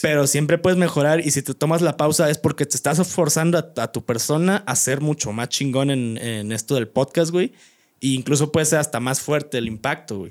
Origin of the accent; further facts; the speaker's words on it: Guanajuato, Mexico; moved away; soy orgulloso de ser de, como fue Guanajuato, Pueblo Mágico